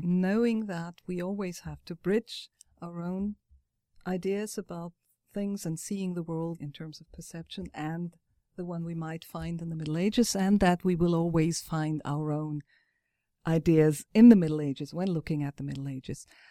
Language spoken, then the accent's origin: English; Frankfurt am Main, Hesse, Germany; I am myself from Frankfurt